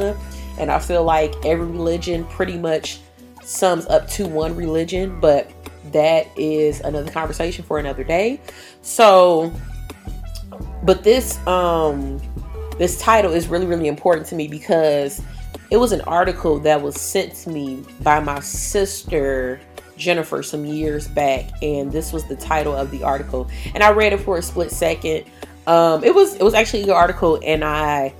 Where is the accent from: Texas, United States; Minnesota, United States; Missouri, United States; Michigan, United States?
Michigan, United States; Detroit; I was attending the Detroit School of the Arts, and I graduated in 2007